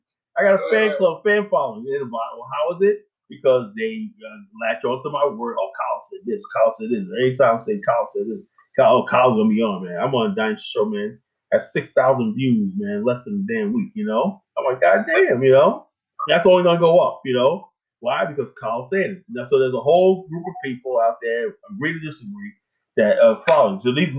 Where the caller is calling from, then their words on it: Kenya; hey, you know, I'm calling from Kenya, Tariq.